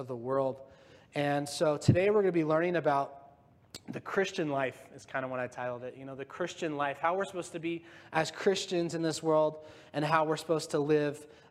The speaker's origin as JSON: {"language": "English", "town": "Yorba Linda", "region": "California", "country": "United States", "tie": "born or raised there", "moved": "yes", "said": "I'm from Yorba Linda, California in Orange County. That's where I grew up"}